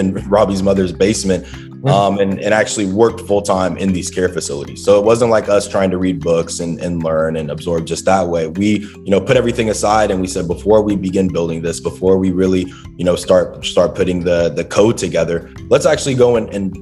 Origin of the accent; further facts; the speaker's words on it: Dallas, Texas, United States; moved away; Growing up in Dallas, Texas